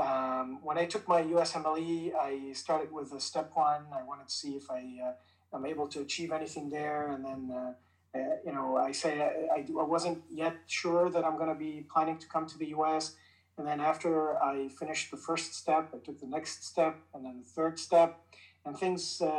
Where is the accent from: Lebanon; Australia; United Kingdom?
Lebanon; moved away as an adult; now in Cleveland, United States; I was born in Lebanon